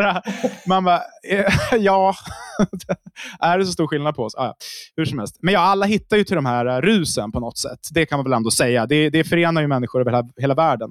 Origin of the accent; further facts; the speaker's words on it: Uppsala, Uppsala County, Sweden; Jag kommer från Uppsala